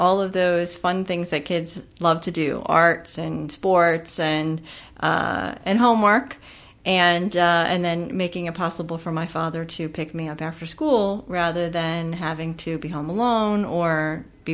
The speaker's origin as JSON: {"language": "English", "region": "Pennsylvania", "country": "United States", "tie": "born or raised there", "said": "I grew up in Pennsylvania in in a rural community"}